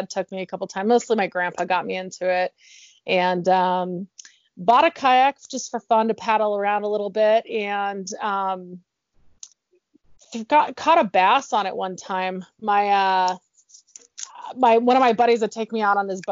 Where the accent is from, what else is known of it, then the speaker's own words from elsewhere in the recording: Arizona, United States; now in Utah, United States; I grew up in Arizona